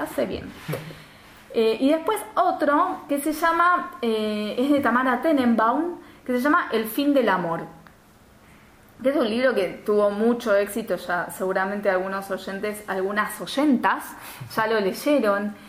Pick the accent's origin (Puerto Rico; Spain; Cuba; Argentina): Argentina